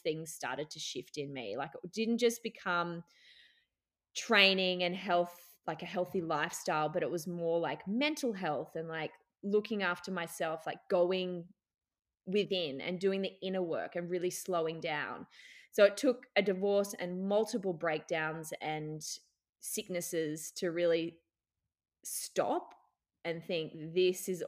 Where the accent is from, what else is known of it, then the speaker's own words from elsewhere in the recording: Brisbane, Queensland, Australia; moved away as an adult; also born or lived in Newcastle, New South Wales / Dubai; now in Byron Bay, Australia; I was born in Newey, so I was a Newey girl, but I did most of my growing up in Brisbane